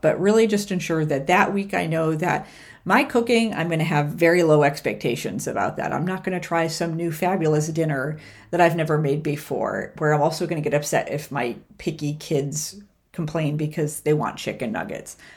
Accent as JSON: {"language": "English", "region": "New York", "country": "United States", "tie": "born or raised there", "also_born_or_lived": "Austin, Texas", "moved": "yes", "said": "growing up in New York"}